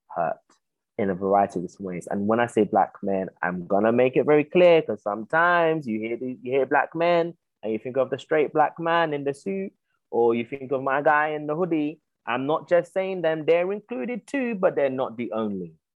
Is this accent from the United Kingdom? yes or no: yes; United Kingdom; I'm a British Ghanaian, but I acknowledge that side of me that has been brought up here